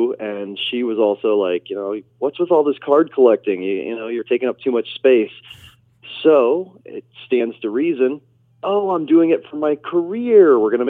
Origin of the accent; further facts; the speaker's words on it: Nebraska, United States; My family's from Chicago originally. I was raised in Nebraska.